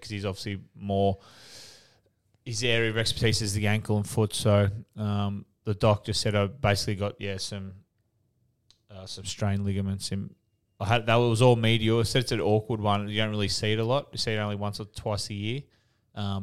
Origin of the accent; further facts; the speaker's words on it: Australia; We're Australian